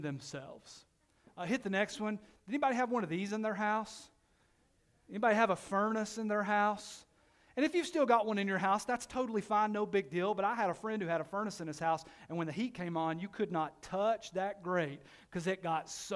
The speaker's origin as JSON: {"language": "English", "town": "Knoxville", "region": "Tennessee", "country": "United States", "tie": "born or raised there", "said": "I grew up in Knoxville in the inner city"}